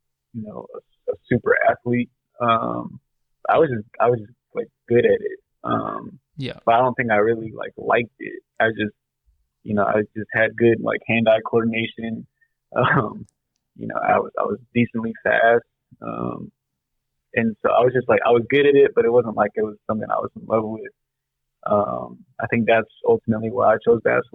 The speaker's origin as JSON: {"language": "English", "town": "Whittier", "region": "California", "country": "United States", "tie": "born or raised there", "said": "Yeah, I'm born and raised in Whittier. Went to elementary and middle school in Whittier."}